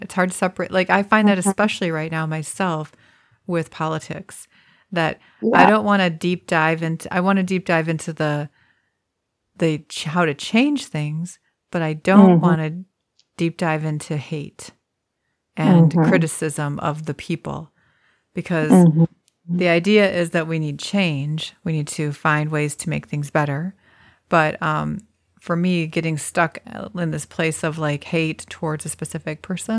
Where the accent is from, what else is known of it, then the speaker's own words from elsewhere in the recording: United States; as an American